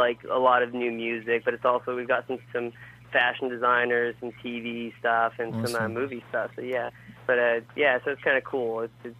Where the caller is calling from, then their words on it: Washington, United States; No, it's actually from Washington State.